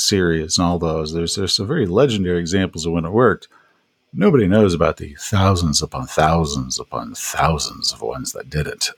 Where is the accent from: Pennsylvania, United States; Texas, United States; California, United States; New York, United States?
Texas, United States; East; I grew up in East Texas